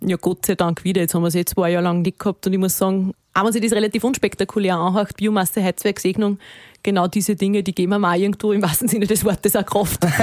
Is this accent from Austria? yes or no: yes; Walding, Upper Austria, Austria; also born or lived in Vienna; Wenn ich von daheim rede, dann rede ich von Walding. Dann rede ich äh, wirklich da, von, von meinem Elternhaus, dort wo ich aufgewachsen bin